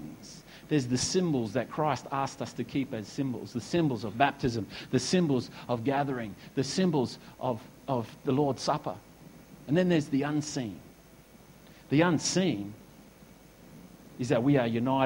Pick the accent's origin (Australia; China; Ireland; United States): Australia; Perth, Western Australia; also born or lived in Esperance, Western Australia; now in Noosa, Australia; I was born in Perth. You know, we moved to Esperance, and now we've come over to Noosa